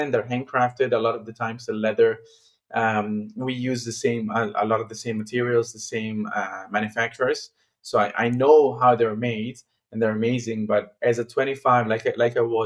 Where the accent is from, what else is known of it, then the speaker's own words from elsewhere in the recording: Milan, Lombardy, Italy; I'm from Milan